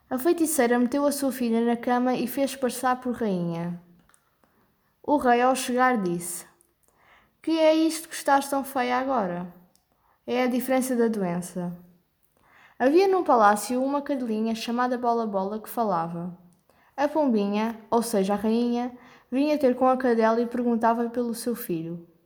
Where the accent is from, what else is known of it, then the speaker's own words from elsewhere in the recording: Portugal; tenho 13 anos e sou de Portugal